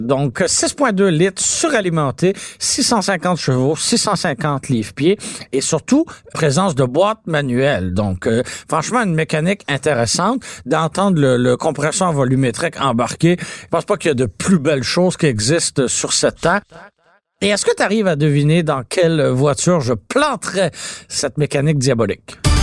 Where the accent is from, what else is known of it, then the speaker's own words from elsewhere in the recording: Montreal, Quebec, Canada; j'ai grandi à Antique Quartier-Ville